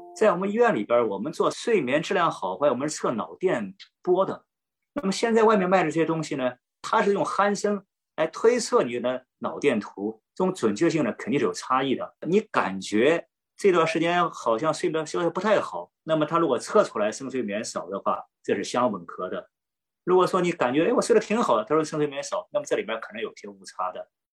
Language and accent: Chinese; China; 我们中国人讲闻鸡起舞，是吧？